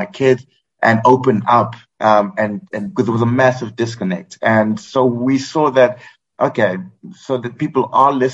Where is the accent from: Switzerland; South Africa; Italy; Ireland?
South Africa; now in Cambodia; I'm South African, but live in Cambodia.